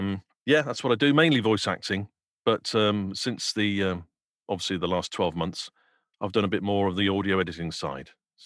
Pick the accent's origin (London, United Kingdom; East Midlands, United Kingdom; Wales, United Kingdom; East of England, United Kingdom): Wales, United Kingdom; I'm actually Welsh and my Welsh accent's terrible.